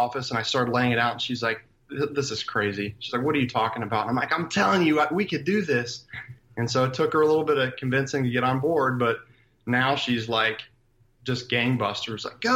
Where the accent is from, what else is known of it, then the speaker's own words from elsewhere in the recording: Columbus, Ohio, United States; also born or lived in Cleveland, Ohio; I'm, born and raised in Columbus, Ohio